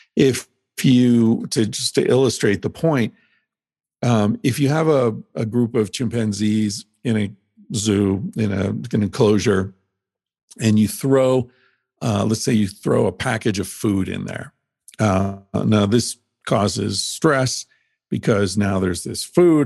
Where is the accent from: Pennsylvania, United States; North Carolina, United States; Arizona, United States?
Pennsylvania, United States; moved away; I grew up in Pennsylvania where hunting's a big thing